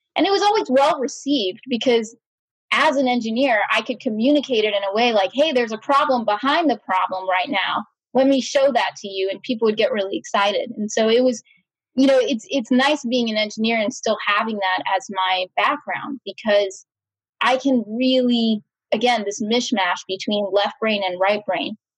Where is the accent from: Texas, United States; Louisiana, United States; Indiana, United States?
Texas, United States; Austin; I was brought up in Austin, Texas.